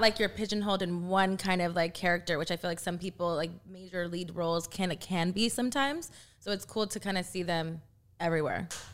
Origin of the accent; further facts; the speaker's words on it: Texas, United States; I'm from Texas